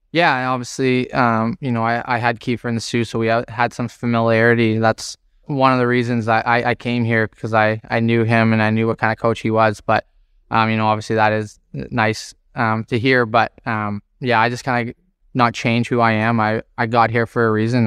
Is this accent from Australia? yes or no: no; Toronto, Ontario, Canada; growing up in Scarborough, uh, everyone's a Toronto Maple Leaf fan